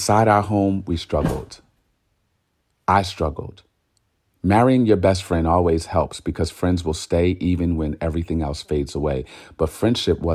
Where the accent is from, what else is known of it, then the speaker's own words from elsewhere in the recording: Newark, New Jersey, United States; moved away; also born or lived in Irvington, New Jersey; we both were raised in Newark, but I moved out early to live in a more civilized dwelling.